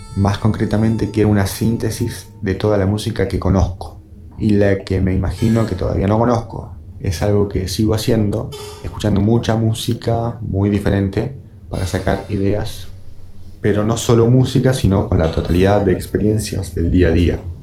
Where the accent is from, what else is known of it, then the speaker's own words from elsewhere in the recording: Argentina; also born or lived in Bahía Blanca / Buenos Aires; Siendo argentino